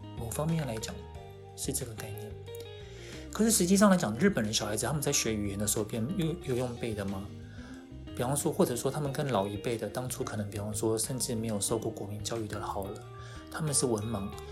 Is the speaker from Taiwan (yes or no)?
yes; Taiwan; also born or lived in Japan; 我们台湾